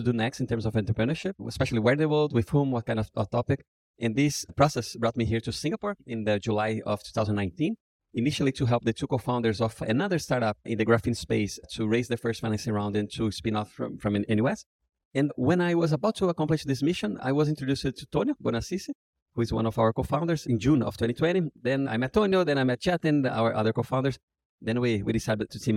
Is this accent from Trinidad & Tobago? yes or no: no; Brazil; I was born and raised in Brazil